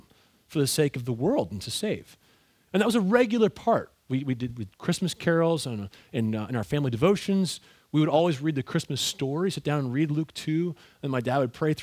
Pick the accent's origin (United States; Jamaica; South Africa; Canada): Canada; Ontario; I grew up in Ontario, Canada